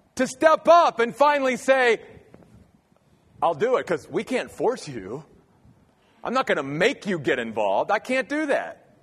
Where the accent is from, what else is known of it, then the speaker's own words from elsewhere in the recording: Maryland, United States; moved away as an adult; grew up in the Church of the Brethren back in Maryland, where I'm from